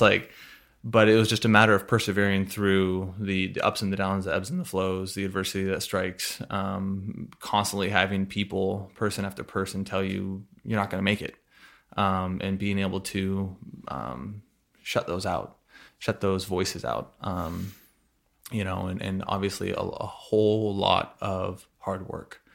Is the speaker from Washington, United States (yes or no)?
yes; Burlington, Washington, United States; I grew up in a small town, uh, Burlington, Washington.